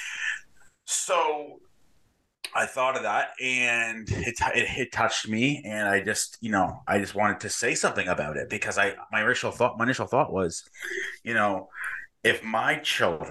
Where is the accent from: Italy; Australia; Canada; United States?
Canada; New Brunswick; I live in eastern part of Canada in New Brunswick. And I am a faithful follower of Jesus. I love God. I've been a believer for, I guess, 6 or so years now. Most of my day is taken up by being the director of strategy and business development at a marketing agency here in my hometown.